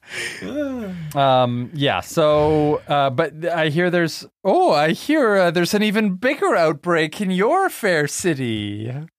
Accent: Vancouver, British Columbia, Canada; my hometown

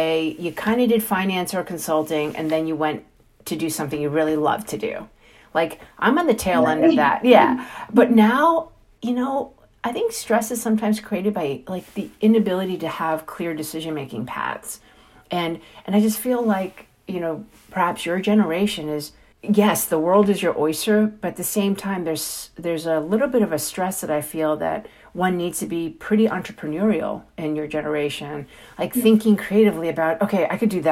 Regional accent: New York City, New York, United States; also born or lived in Hong Kong / Chinatown, New York; I'm a born and raised New Yorker. You know, I grew up in Flushing before Flushing was Flushing.

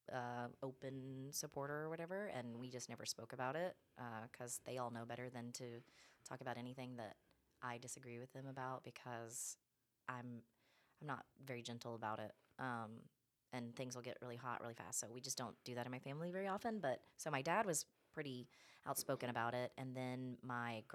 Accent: Alabama, United States; now in Los Angeles, United States; I am from Alabama

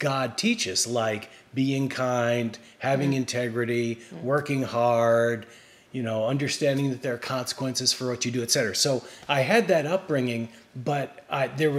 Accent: Mamaroneck, New York, United States; I was raised in New York, a suburb of New York, Mamaroneck

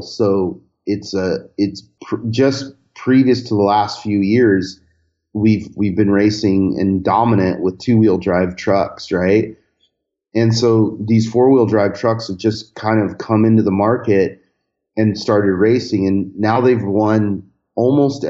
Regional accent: Southern California, United States; growing up in Southern California, you start with these very rudimentary VW-powered vehicles

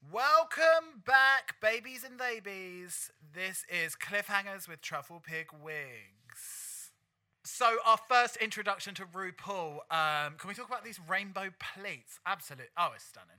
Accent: London, United Kingdom; my hometown look, I would definitely go like straight up 80s Camden punk

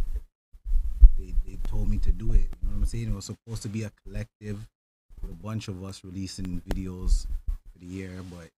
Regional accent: Toronto, Ontario, Canada; I'm from Scarborough.

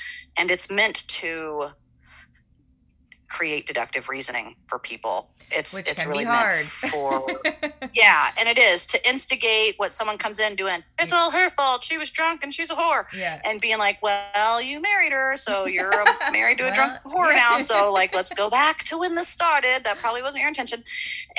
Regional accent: Kansas City, United States; I am originally from Kansas City

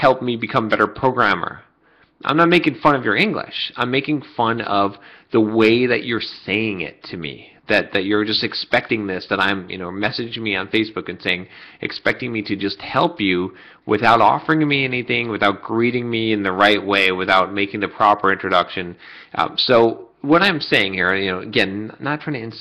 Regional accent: United States; I was born and raised in the United States

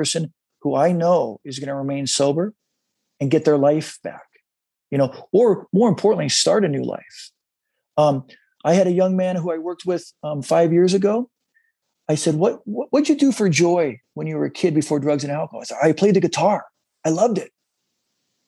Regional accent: San Diego, California, United States; now in Los Angeles, United States; I grew up in San Diego, loved the energy of the waves, loved to body surf

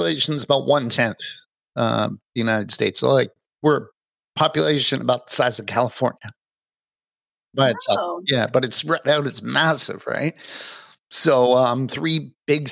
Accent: Toronto, Ontario, Canada; now in British Columbia, Canada; I grew up in Toronto

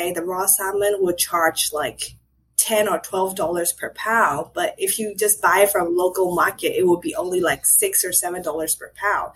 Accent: Myanmar; now in Philadelphia, United States; I'm from Burma

